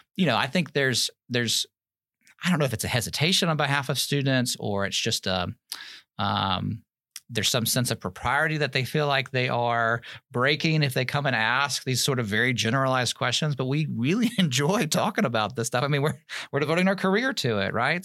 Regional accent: Germantown, Tennessee, United States; moved away as an adult; also born or lived in New York City, United States; now in Alabama, United States; I grew up outside of Memphis, Tennessee, a little suburb called Germantown

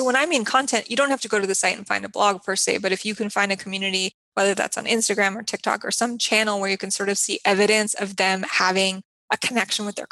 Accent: New Mexico, United States; which is my home state

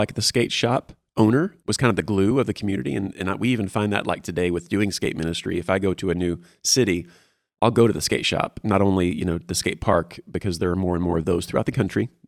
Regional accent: Houston, Texas, United States; And South Houston, to be exact. Not like Sugarland.

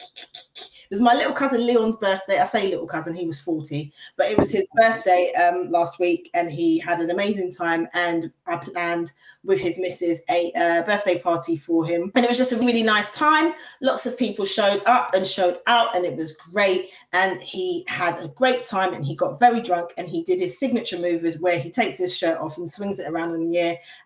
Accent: Grenada; as a Grenadian

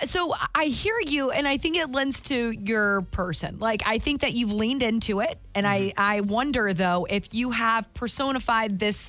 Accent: the South, United States; I'm also from the South

